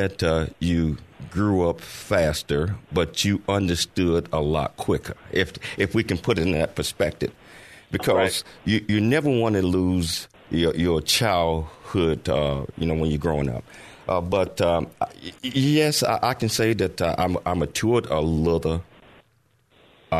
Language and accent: English; Chattanooga, Tennessee, United States; I was born and raised in Chattanooga, Tennessee.